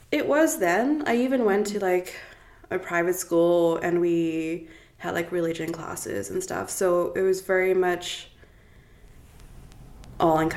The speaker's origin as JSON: {"language": "English", "town": "Cape Town", "region": "Western Cape", "country": "South Africa", "tie": "born or raised there", "also_born_or_lived": "Toronto, Canada", "moved": "yes", "lives_now": "Kelowna, Canada", "said": "I grew up in uh, Cape Town, South Africa, and in a very religious household. My entire family was Anglican."}